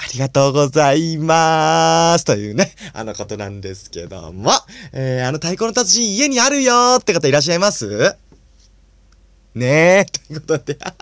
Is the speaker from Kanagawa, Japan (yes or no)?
no; Nagano, Japan; 僕は長野県生まれなんで